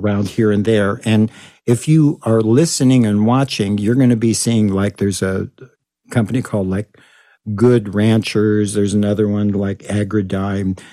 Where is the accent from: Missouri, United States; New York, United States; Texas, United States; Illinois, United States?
Texas, United States; moved away; my home state of Texas